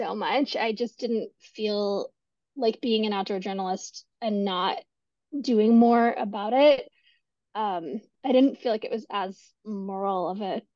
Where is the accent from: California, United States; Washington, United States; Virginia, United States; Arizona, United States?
California, United States; my home state of California